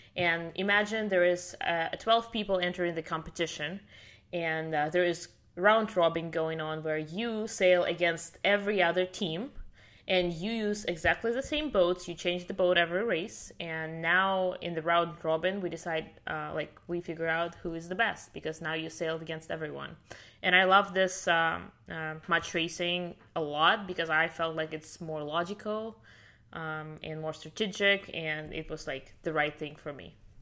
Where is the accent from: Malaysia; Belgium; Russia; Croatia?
Russia; Siberia; first language Russian; English is a second language; moved away as an adult; now in Miami, United States; I'm from Siberia, which is the coldest part of Russia